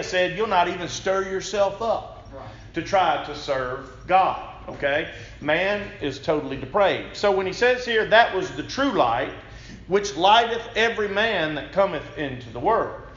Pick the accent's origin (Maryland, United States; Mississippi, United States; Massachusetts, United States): Mississippi, United States; Hamilton; I am from Hamilton, Mississippi, which is just near Tupelo